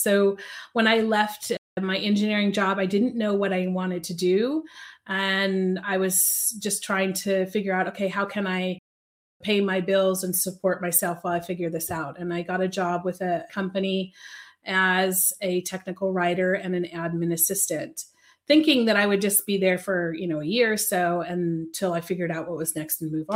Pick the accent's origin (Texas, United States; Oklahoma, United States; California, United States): California, United States; Sacramento; moved away as an adult; now in Basel, Switzerland; I grew up, however, in Sacramento